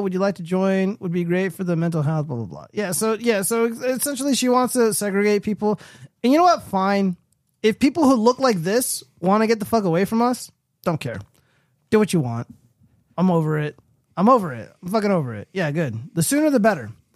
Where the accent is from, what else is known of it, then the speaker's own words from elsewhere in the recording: California, United States; I'm from California